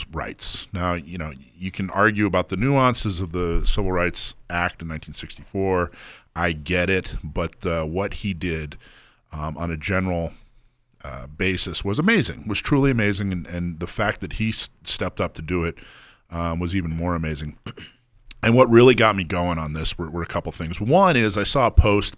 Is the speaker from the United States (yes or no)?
yes; the South, United States; moved away; I grew up in the South. I still have family in the South.